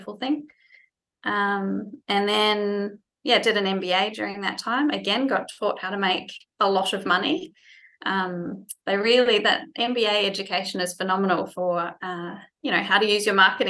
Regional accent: New Zealand; moved away as an adult; also born or lived in France; now in Australia; I was born and bred in New Zealand

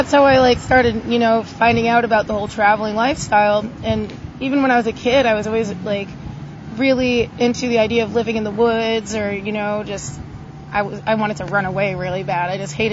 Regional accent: Massachusetts, United States; moved away as an adult; I'm from Massachusetts, suburb up northern area, by like over by Seabrook, like New Hampshire area.

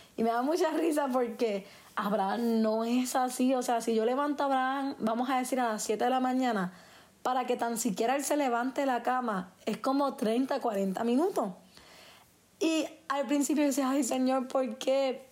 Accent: Puerto Rico; yo soy puertorriqueña

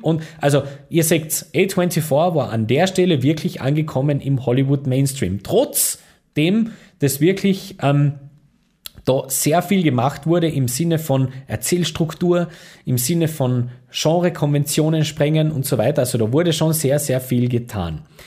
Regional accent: Austria; als Österreicher

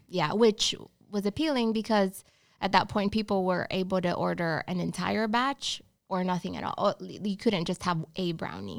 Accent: Honduras; English is a second language; moved away as an adult; also born or lived in Georgia, United States; now in Charlotte, United States; I'm from Honduras. Yeah, so born and raised

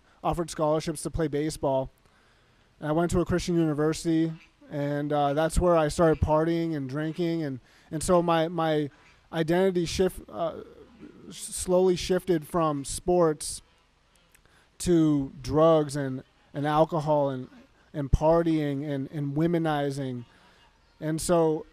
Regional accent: Massachusetts, United States; now in Arizona, United States; I grew up in Massachusetts and I moved here to Arizona.

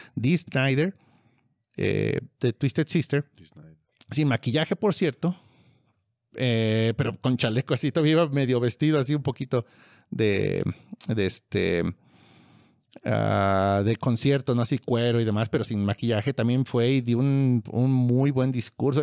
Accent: Mexico

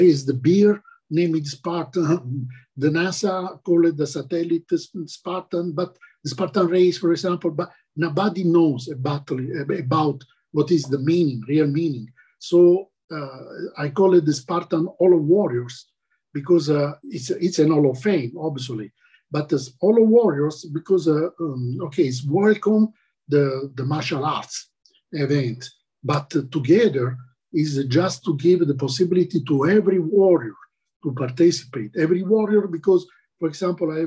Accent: Taranto, Apulia, Italy; English is a second language; now in Spain; my native country in Italy, in the south, Taranto

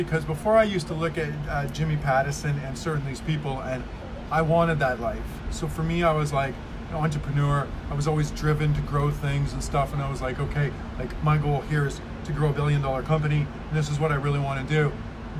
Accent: Saskatchewan, Canada; now in Vancouver, Canada; where I grew up in Saskatchewan

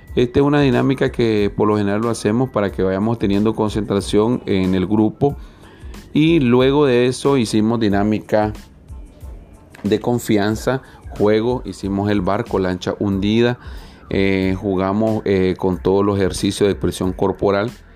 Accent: Nicaragua; nuestra amada Nicaragua

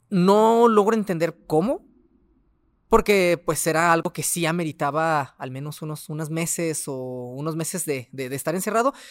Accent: Ciudad Juárez, Chihuahua, Mexico; also born or lived in Delicias, Chihuahua; tengo 29 años, soy del estado de Chihuahua, de la ciudad de Delicias, pero llevo aquí 25 años en Juárez. Entonces, soy prácticamente juarense.

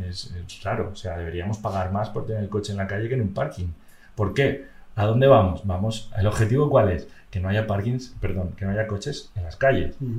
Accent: Madrid, Community of Madrid, Spain; yo como soy madrileño

